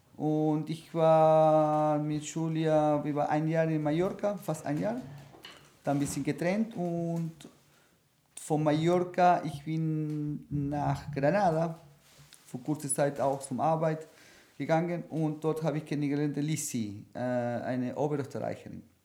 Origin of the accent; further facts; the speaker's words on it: Buenos Aires, Argentina; German is a second language; moved away as an adult; now in Vienna, Austria; mit 21 weg äh, von meiner Heimat, von Buenos Aires